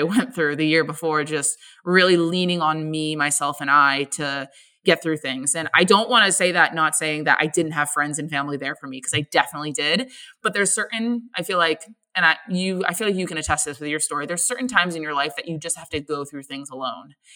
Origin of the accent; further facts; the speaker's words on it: Boston area, Massachusetts, United States; moved away as an adult; now in Philadelphia, United States; I'm originally from Boston. So, I grew up in a little town about 45 minutes outside of the city, and lived there for about 18 years of my life